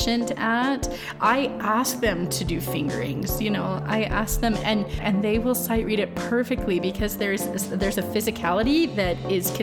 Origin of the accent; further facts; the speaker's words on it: Kansas City, Kansas, United States; moved away; also born or lived in Phoenix, Arizona; I was born and raised in outside of Kansas City, Kansas, and then my family moved to the Phoenix area, and that's where I went to high school.